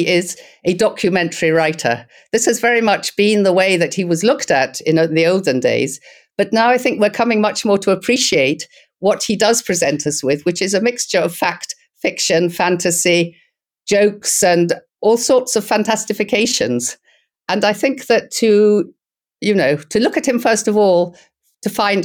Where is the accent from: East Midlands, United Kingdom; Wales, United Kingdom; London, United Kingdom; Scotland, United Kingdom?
Scotland, United Kingdom; now in Istanbul, Turkey; we're both Scottish